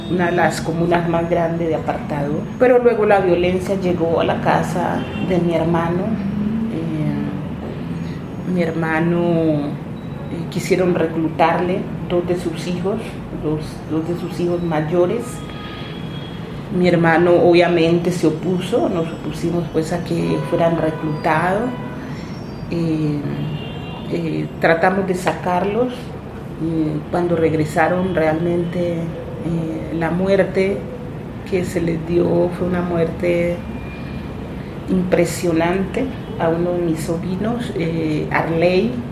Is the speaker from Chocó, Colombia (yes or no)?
yes; Chocó, Colombia; born there; Yo nací en el Chocó, tierra bella, tierra rica, próspera y abandonada